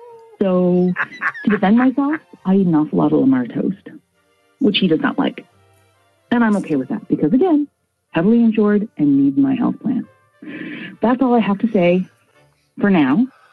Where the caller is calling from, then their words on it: Fredericton, New Brunswick, Canada; I'm calling from Fredericton, New Brunswick. It's in Canada.